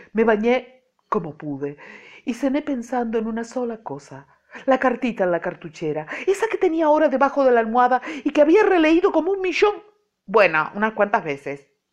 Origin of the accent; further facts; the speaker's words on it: Montevideo, Uruguay; Nací en Montevideo, hace muchos miles de años, bueno, nací en Montevideo ah, en el siglo pasado